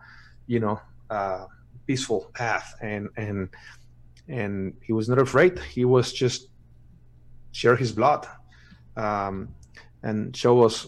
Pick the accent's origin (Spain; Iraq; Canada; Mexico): Mexico; English is a second language; moved away as an adult; also born or lived in Miami / Los Angeles; now in United States; I'm from Mexico